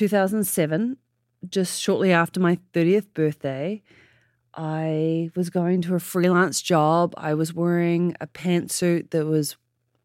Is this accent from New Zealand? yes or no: yes; New Zealand; born or raised there; now in San Francisco, United States